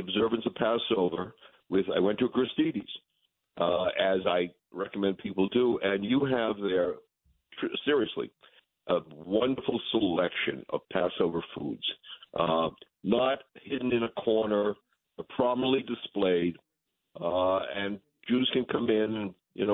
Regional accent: New England, United States; I'm from New England.

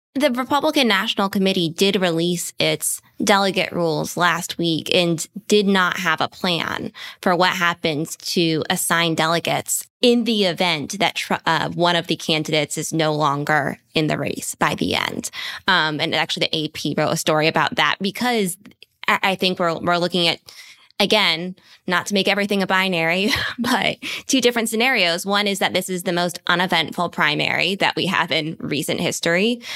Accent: Bethesda, Maryland, United States; that is my hometown

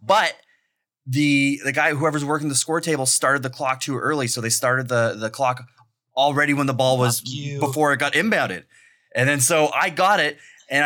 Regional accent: Toronto, Ontario, Canada; now in London, Canada; I'm from Toronto

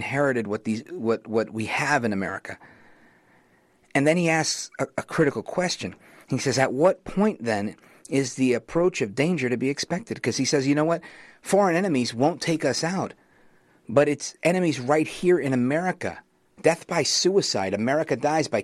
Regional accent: New York City, New York, United States; I grew up in Brooklyn

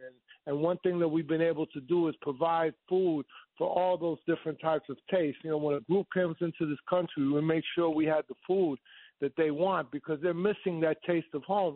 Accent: New York, United States; as a kid uh, going to Jones Beach

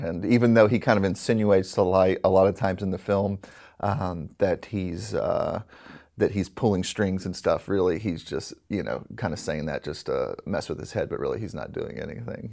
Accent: Alabama, United States; born or raised there

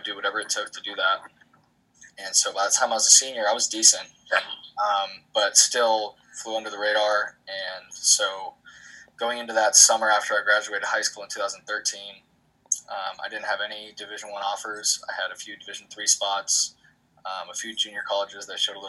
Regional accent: Bay Area, just north of San Francisco, California, United States; I'm from the Bay Area, just north of San Francisco

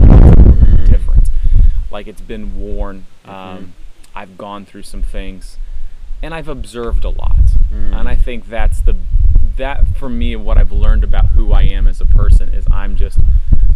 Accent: Florida, United States; growing up in Florida

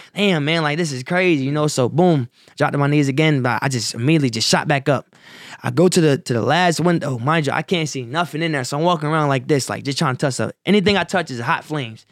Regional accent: Wilmington, Delaware, United States; born or raised there; also born or lived in Salisbury, North Carolina

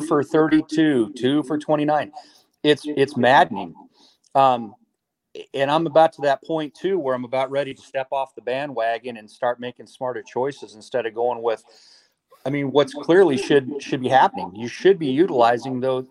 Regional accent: Denver, Colorado, United States; Born and born and raised in Denver my whole life

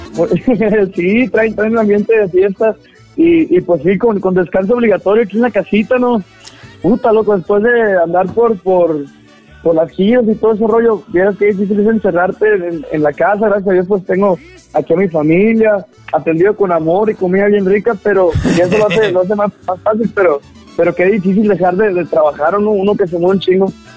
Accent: Caborca, Sonora, Mexico; yo soy de Caborca

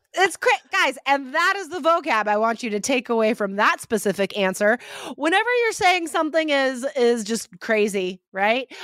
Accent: United States; an American examiner

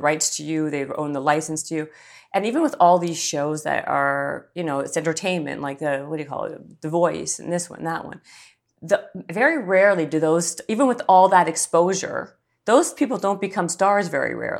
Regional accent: Canada; I'm Canadian

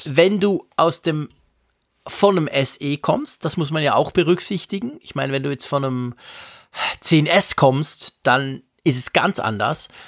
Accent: Switzerland; accent: Swiss German

